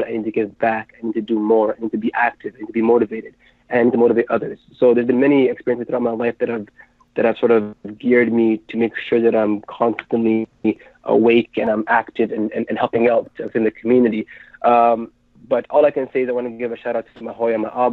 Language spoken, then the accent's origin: English; Ottawa, Ontario, Canada; I was born in Ottawa, in Canada